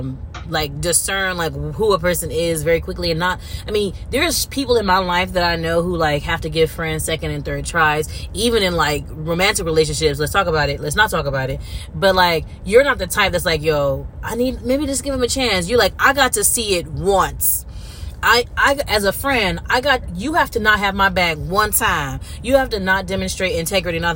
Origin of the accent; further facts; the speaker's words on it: California, United States; I'm from California. I'm not from